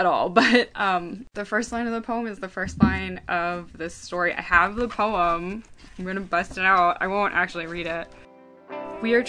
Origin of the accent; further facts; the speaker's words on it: Lititz, Pennsylvania, United States; moved away; I'm from a small town, I'm from Lititz, Pennsylvania, which is a really small, kind of like postcardy town. And the house where I grew up